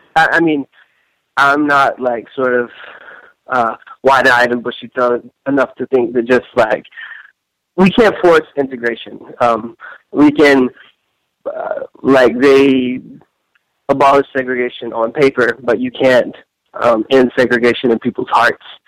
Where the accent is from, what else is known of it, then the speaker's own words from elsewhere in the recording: Tennessee, United States; moved away as an adult; also born or lived in South Africa; now in New York, United States; I grew up in Tennessee